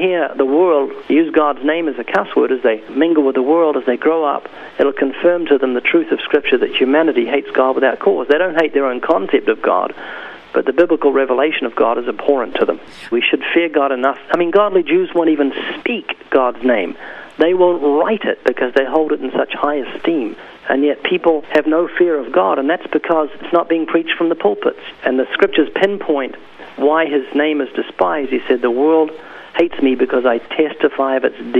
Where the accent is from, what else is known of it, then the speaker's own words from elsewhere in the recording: New Zealand; now in United States; No, actually, I came from New Zealand.